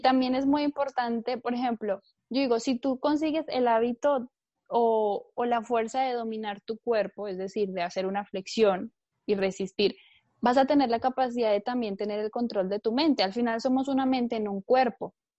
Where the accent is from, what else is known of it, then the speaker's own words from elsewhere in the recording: Colombia; now in Barcelona, Spain; yo vivo en, Barcelona, en España, pero bueno, nací en Colombia, llevo bastantes años por aquí